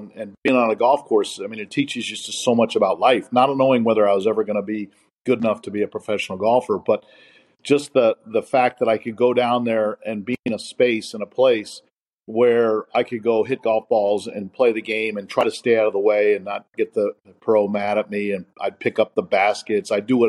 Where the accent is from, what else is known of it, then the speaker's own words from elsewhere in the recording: Goldsboro, North Carolina, United States; born there; also born or lived in Ohio / Birmingham, Michigan / Long Island, New York / Dallas, Texas; I was born in Goldsboro. I went from there to Marriott, Ohio, next to Birmingham, Michigan, next to Long Island, New York, next to Dallas, Texas, next to Tustin, California, off to Wheaton, Illinois, and then back to Mission Viejo, California in 1969